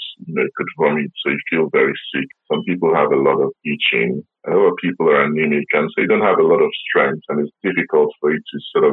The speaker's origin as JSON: {"language": "English", "country": "Nigeria", "moved": "yes", "lives_now": "South West England, United Kingdom", "said": "I'm based in the Southwest. You know, I'm originally from Nigeria"}